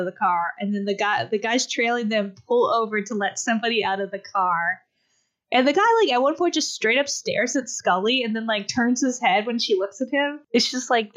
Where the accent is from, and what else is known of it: United States